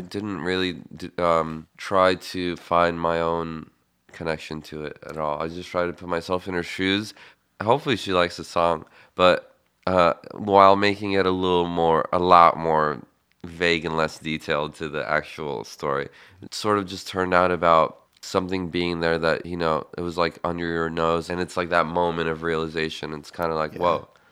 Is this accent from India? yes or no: no; Bucharest, Romania; now in United States; I grew up in Bucharest, Romania